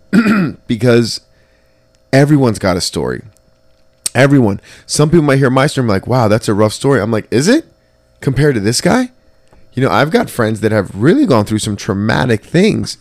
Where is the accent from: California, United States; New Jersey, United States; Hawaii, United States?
New Jersey, United States; Trenton; I was growing up in Trenton